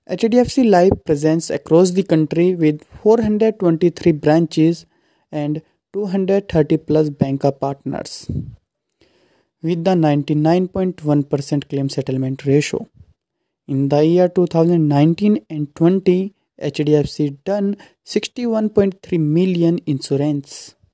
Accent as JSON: {"language": "English", "town": "Muzaffarnagar", "region": "Uttar Pradesh", "country": "India", "said": "I belong to Muzaffarnagar."}